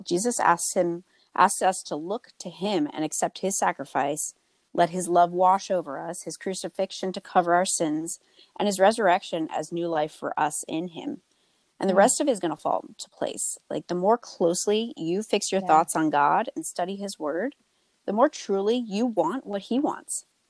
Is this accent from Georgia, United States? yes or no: no; Tewksbury, New Jersey, United States; I'm currently living in my hometown of Tewksbury